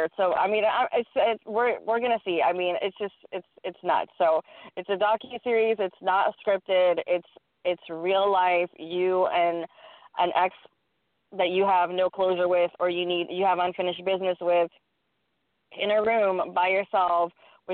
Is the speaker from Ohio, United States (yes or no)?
no; Texas, United States; I sound like from Texas. I'm from Texas